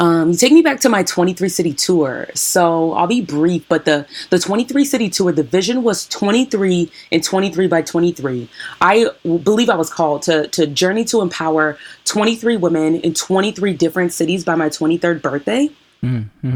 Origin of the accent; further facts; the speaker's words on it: Washington, United States; I'm from Washington State